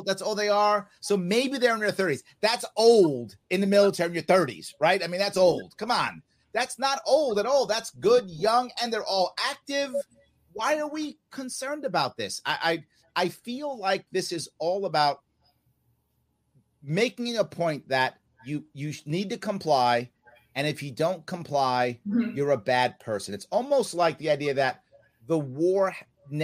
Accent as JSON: {"language": "English", "region": "New York", "country": "United States", "said": "I'm from New York."}